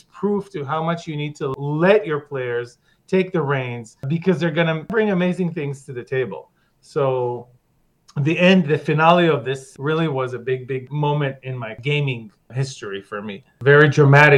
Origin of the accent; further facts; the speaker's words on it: Israel; I'm from Israel